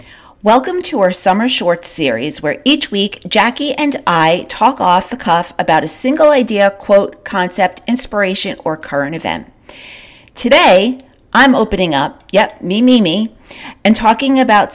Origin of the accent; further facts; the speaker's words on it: Long Island, New York, United States; I grew up on Long Island